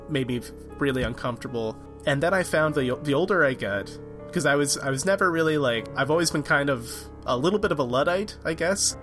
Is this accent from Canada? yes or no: yes; Canada; I'm from Canada